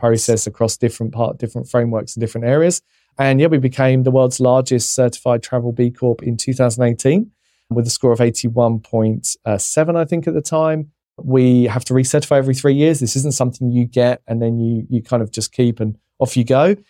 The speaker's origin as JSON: {"language": "English", "region": "England", "country": "United Kingdom", "said": "being English"}